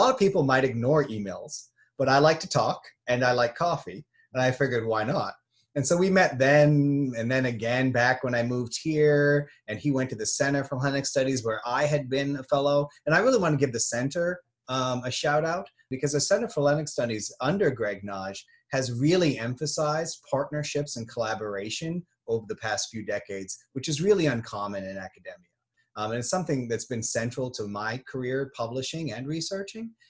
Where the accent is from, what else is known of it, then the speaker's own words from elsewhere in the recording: United States; I'm just an American.